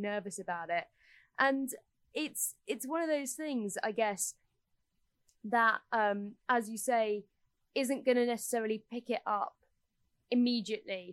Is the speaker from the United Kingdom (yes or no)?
yes; United Kingdom; we are British